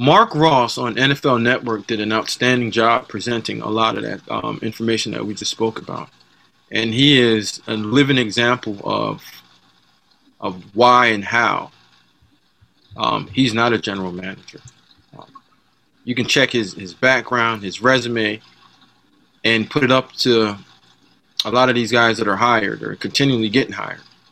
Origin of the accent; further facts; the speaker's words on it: Jamaica; moved away; the way that my dad raised me, I'm Jamaican